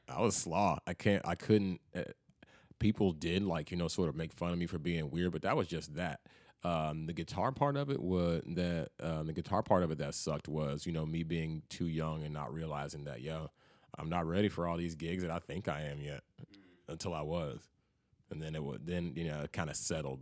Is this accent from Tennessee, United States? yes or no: yes; Memphis, Tennessee, United States; moved away as an adult; also born or lived in Chattanooga; now in Nashville, United States; growing up in Memphis